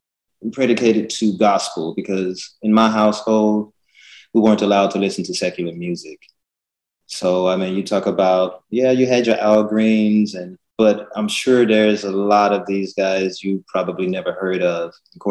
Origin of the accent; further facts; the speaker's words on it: Pine Bluff, Arkansas, United States; also born or lived in Minnesota; now in Los Angeles, United States; back in my hometown in Pine Bluff, Arkansas.